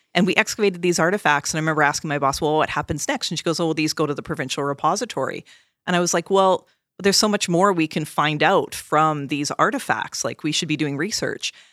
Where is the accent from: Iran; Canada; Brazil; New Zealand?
Canada; I'm Canadian